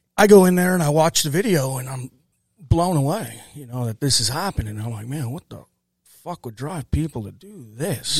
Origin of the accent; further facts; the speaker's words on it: Ferguson, Missouri, United States; also born or lived in Granite City, Illinois / Texas; moved back from Texas to Ferguson, grew up, uh, Ferguson, Calverton Park area.